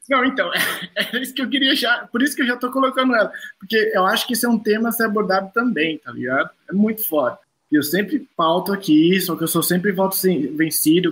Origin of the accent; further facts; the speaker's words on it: São Paulo, Brazil; Campo Limpo, onde eu nasci